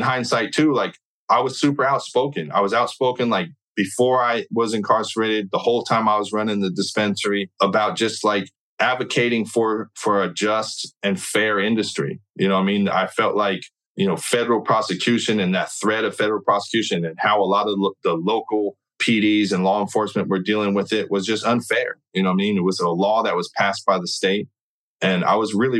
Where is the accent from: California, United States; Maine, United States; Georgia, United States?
California, United States; I'm from California